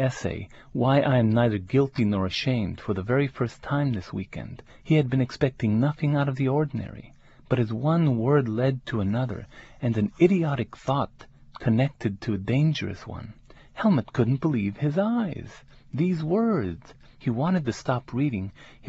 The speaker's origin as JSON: {"language": "English", "town": "Ysleta", "region": "Texas", "country": "United States", "said": "You know, I'm proudly from El Barrio in Isleta."}